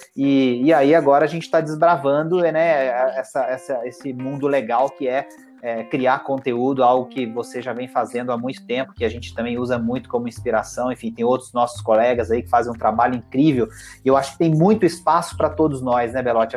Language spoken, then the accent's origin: Portuguese; Itajubá, Minas Gerais, Brazil; eu sou de Itajubá, né, no sul de Minas